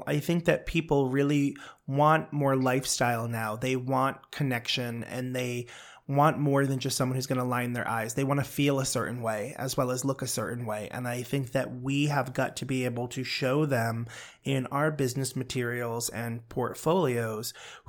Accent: Brooklyn, New York, United States; She was from Queens. I was raised out in Brooklyn.

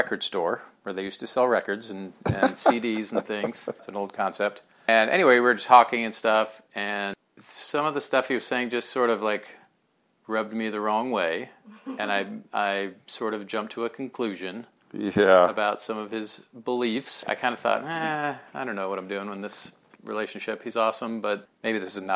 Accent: Houston, Texas, United States; moved away as an adult; also born or lived in Kansas City, Kansas / Austin, Texas; now in Los Angeles, United States; I was raised in Houston, Texas, and lived in Austin for college. And then I moved out here to Los Angeles

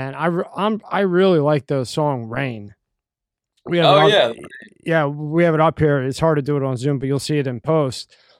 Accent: Philadelphia, Pennsylvania, United States; now in Florida, United States; Rob and I, we're from Philadelphia, you know, up east.

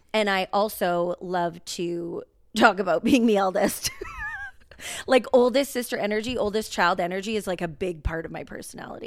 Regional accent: Rocky Mountain House, Alberta, Canada; also born or lived in Lloydminster, Saskatchewan; we are from, as we've said in episodes before, Rocky Mountain House, Alberta.

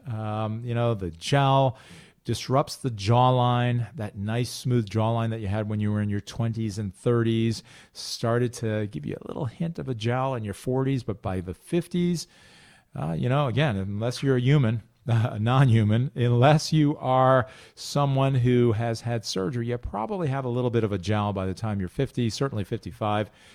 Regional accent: Highland Falls, New York, United States; also born or lived in Manhattan, New York; I grew up in Orange County, Highland Falls, New York, and I looked out my back window for seventeen years living at home

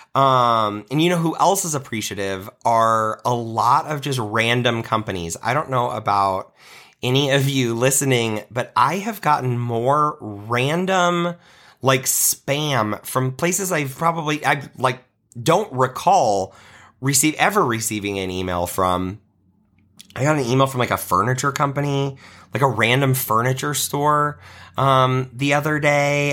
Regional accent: Nebraska, United States; I was in the handbell choir at my church growing up in Nebraska

